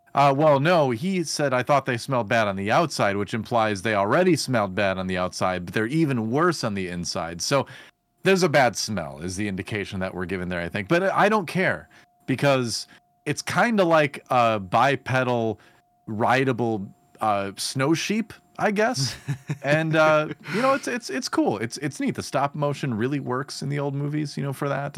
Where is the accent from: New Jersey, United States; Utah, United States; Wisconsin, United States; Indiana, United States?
Wisconsin, United States; I was growing up in Wisconsin